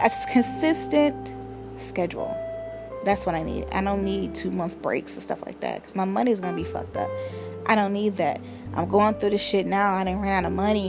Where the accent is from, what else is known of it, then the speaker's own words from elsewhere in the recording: Cleveland, Ohio, United States; I'm from Cleveland.